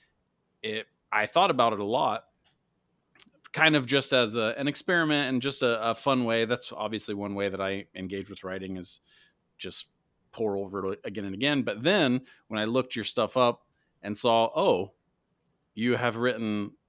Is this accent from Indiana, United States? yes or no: yes; Indiana, United States; but for me, where I grew up in Indiana, if people think of like plays, they think of Broadway and musicals